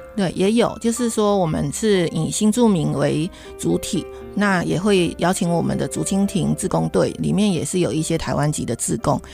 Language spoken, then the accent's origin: Chinese; Chaoshan area, Guangdong, China; moved away as an adult; now in Hsinchu County, Taiwan; 目前是新竹县新住民家庭服务中心的行政助理，我是来自中国大陆广东省的潮汕地区。 来台湾，十五年